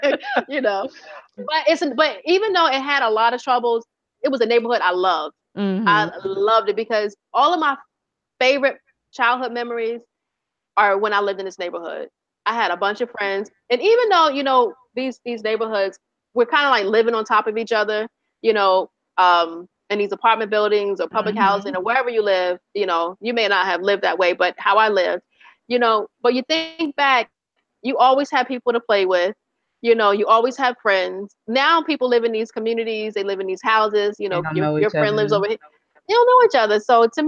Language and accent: English; Virginia, United States; You know, I grew up in Virginia, which is totally different from New York